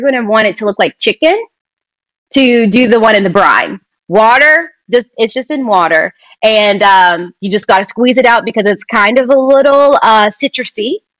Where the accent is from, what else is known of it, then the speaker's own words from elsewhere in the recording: Kentucky, United States; moved away as an adult; also born or lived in Lexington, Kentucky; now in Los Angeles, United States; I'm from Kentucky